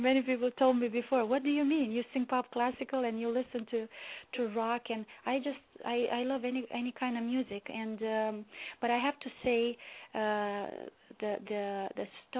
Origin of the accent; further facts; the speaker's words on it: Romania; moved away as an adult; now in Toronto, Canada; Yes, I was born and raised in Romania.